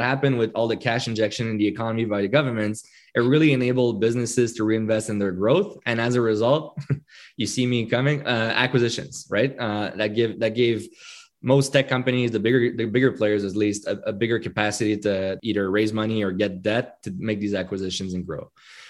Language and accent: English; Quebec, Canada; right? So you can imagine it's a French Canadian, it's a Quebecois name. Being French Canadian